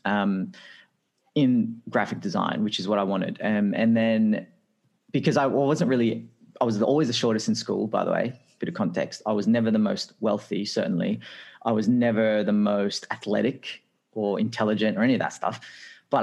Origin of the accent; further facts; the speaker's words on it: Sydney, New South Wales, Australia; also born or lived in Philippines; So I'm originally from the Philippines and we migrated to Australia when I was only a one-year-old baby.